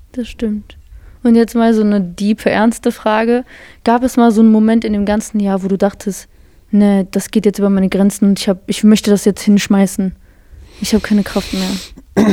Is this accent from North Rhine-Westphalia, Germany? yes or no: yes; Bottrop, North Rhine-Westphalia, Germany; Wir sind wirklich die zwei krassen Bottropper